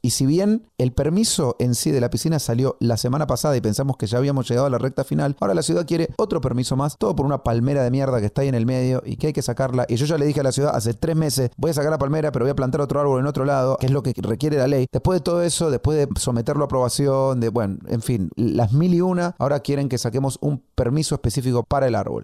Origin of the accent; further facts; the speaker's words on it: Argentina; Es mi ego argentino